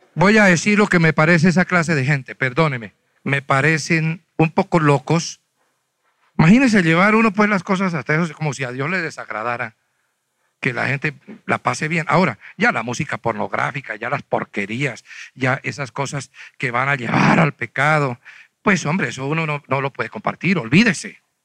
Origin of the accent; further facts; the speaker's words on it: Huila, Colombia; now in Bogotá, Colombia; yo soy de Huila.